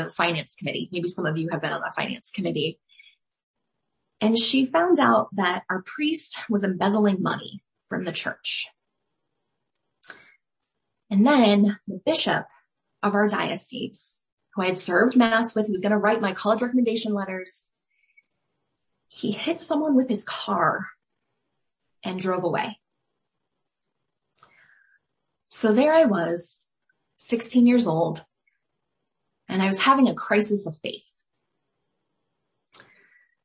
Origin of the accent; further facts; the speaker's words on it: Scottsdale, Arizona, United States; I was born in Scottsdale, Arizona